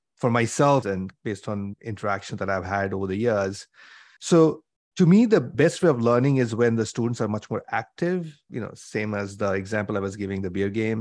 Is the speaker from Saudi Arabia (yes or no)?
no; India; moved away as an adult; also born or lived in Mumbai, India / Cambridge, Massachusetts, United States; I grew up in India, so I did my undergrad from Bombay, at I I T Bombay in mechanical engineering